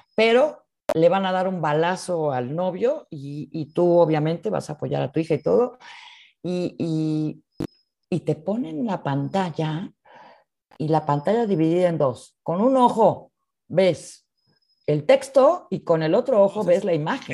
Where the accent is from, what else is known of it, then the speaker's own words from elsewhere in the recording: Mexico; nuestro español, el español que de México es un español natural, sin acento, neutro